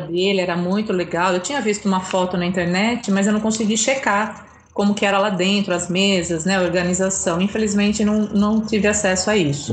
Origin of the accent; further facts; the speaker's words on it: Brazil; você fala que é do Brasil